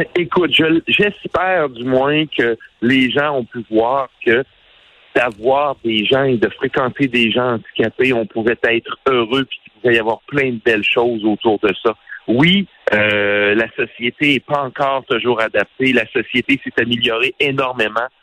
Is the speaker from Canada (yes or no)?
yes; Quebec, Canada; on vient du Québec